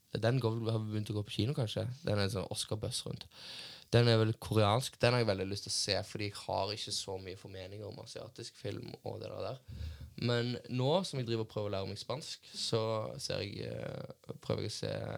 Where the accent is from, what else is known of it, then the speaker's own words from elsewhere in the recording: Stavanger, Rogaland, Norway; accent: Stavanger dialect; also born or lived in Bergen; jeg snakka Stavanger-dialekt